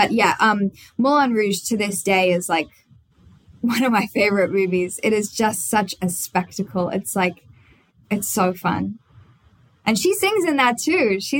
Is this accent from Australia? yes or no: yes; Australia; accent: Australian; I could not play Katie with an Australian accent because I learned all her lines as an American.